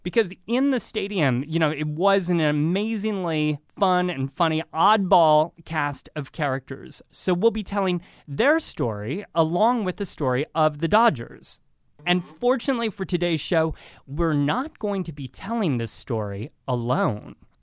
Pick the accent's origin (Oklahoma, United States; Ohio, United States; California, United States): Ohio, United States; Northern; growing up in Northern Ohio